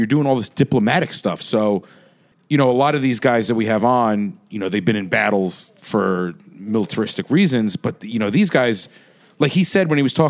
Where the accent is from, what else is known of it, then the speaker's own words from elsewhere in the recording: New York, United States; we're from New York